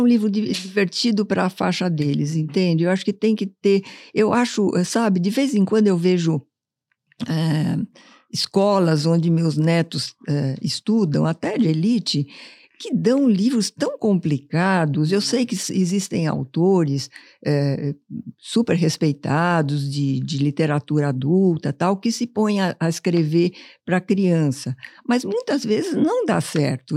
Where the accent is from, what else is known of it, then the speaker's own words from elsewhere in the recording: São Paulo, Brazil; Essa foi minha infância há muito tempo atrás em São Paulo